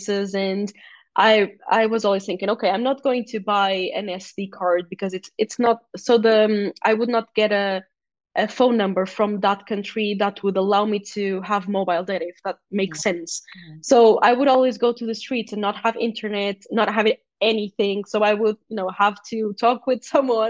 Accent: Portugal; first language Portuguese; English is a second language

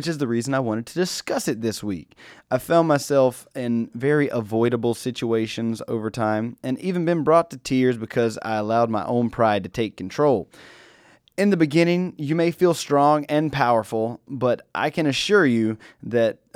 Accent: North Carolina, United States; I am from North Carolina. I ain't from the big city

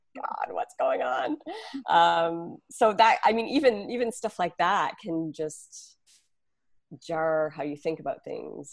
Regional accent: Canada; now in New York, United States; my husband and I are not originally from New York, we're from Canada.

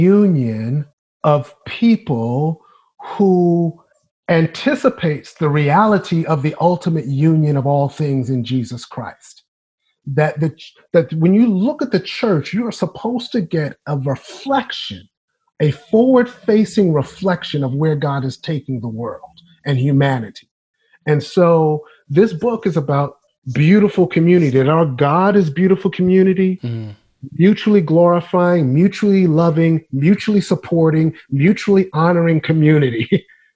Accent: New York City, New York, United States; I grew up in New York City, as mentioned, in Brooklyn, New York

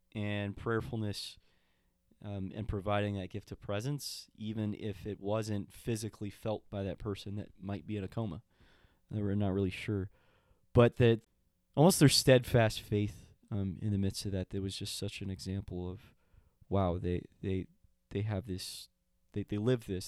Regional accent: El Paso, Texas, United States; moved away; I'm American and I grew up in El Paso

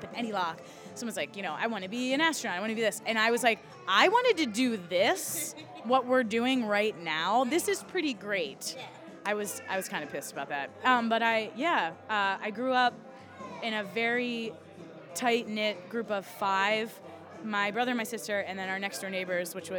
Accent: right outside of Philly / Delaware, United States; moved away as an adult; also born or lived in Philadelphia, Pennsylvania; now in Boston area, United States; I grew up right outside of Philly

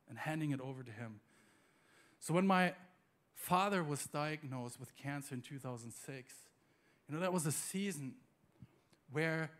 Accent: Germany; moved away; also born or lived in United States; I'm from Germany originally

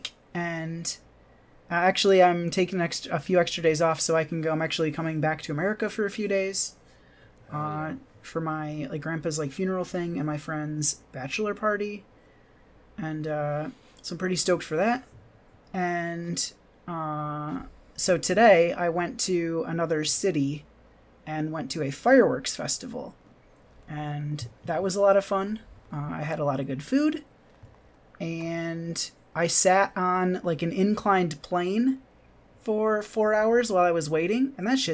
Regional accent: Michigan, United States; now in Japan; I'm from Michigan

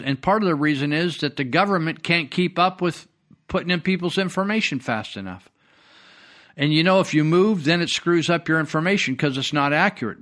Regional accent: United States; I'm an American

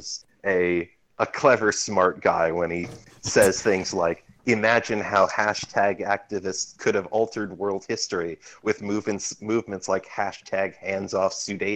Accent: Canada; I'm Canadian

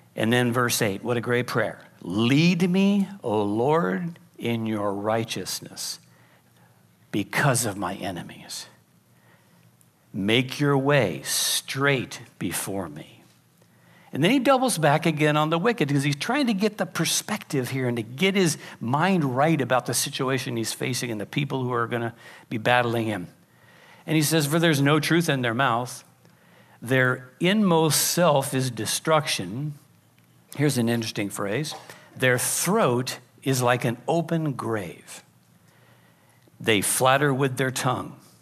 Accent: Pacific Grove, California, United States; I grew up in Pacific Grove, which is why I'm a little weird

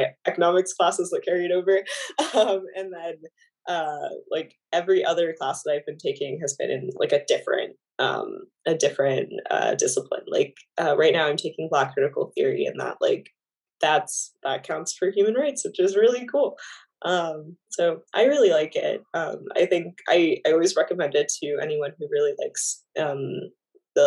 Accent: Florida, United States; moved away as an adult; now in New York City, United States; I'm from Florida, so like cold is just not fun

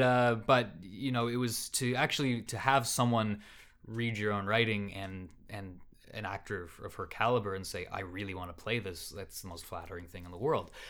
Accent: Canada; I'm Canadian and I'm from here

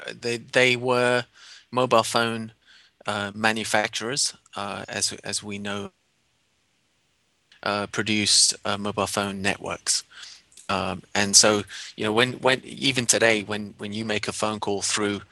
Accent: London, United Kingdom; moved away as an adult; now in San Francisco, United States; I grew up in London. It's my hometown.

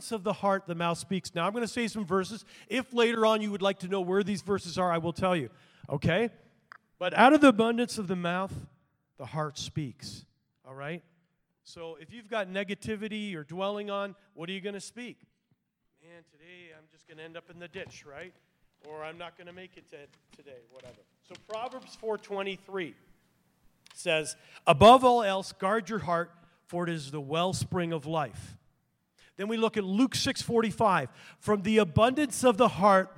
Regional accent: Canada; I'm a Canadian too

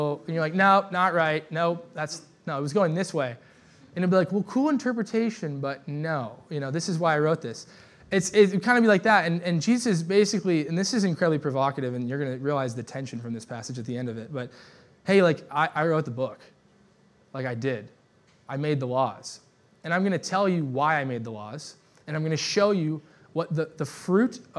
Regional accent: United States; I love living in America. I love being American

